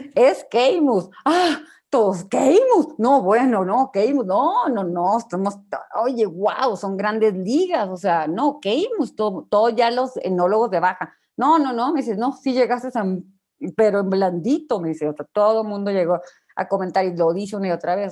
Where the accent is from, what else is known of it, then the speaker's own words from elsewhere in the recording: Ensenada, Baja California, Mexico; moved away as an adult; now in Mexico City, Mexico; yo de Ensenada